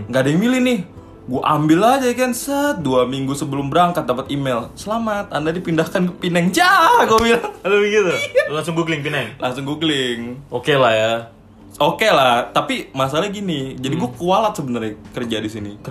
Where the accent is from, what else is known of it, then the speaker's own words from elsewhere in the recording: Indonesia; tapi kan kita orang Indo ya